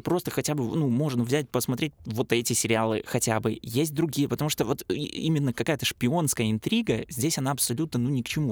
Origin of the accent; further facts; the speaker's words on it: Pinsk, Brest Region, Belarus; я же из Пинска